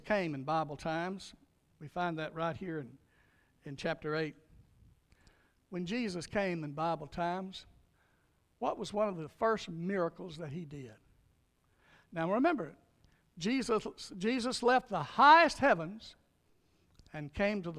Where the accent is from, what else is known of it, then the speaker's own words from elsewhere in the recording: North Louisiana, United States; now in Meade County, United States; I grew up in Louisiana, a little dirt road, North Louisiana, called Buckskin Road